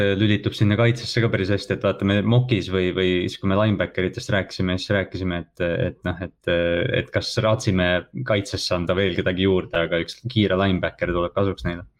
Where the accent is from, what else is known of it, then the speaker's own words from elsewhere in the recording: Kohila, Rapla County, Estonia; ma olen mingi kutt Kohilast